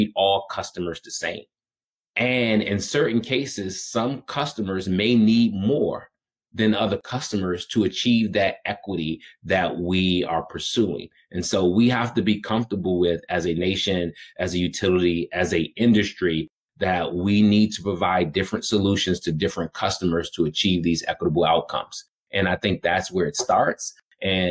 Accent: Washington, District of Columbia, United States; growing up in Washington, D.C., understanding the amount of stress that my family was burdened

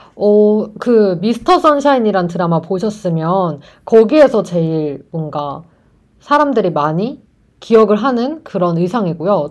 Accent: South Korea; 저는 완전 한국, 전 토종 한국인이잖아요.

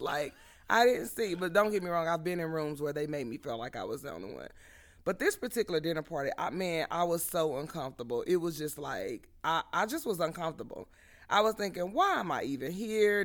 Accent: Southern California, United States; we grew up in Southern California, where it was common to be interracial

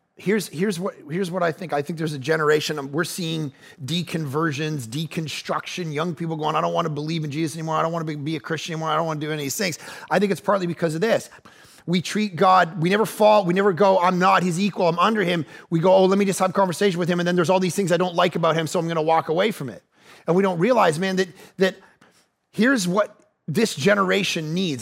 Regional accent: Ajax, Ontario, Canada; now in Vancouver, Canada; I'm actually from Ajax, just outside of Toronto

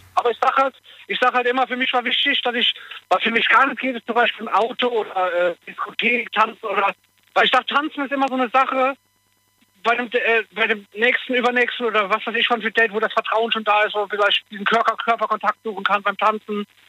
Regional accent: Koblenz, Rhineland-Palatinate, Germany; ich komme ja aus Koblenz

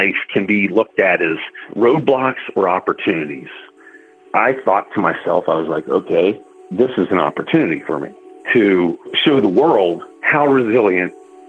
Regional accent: Cincinnati, Ohio, United States; moved away as an adult; Well, I was raised in Cincinnati by two loving parents

